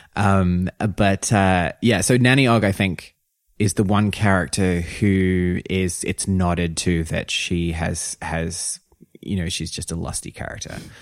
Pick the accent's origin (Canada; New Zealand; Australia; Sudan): New Zealand; I'm from New Zealand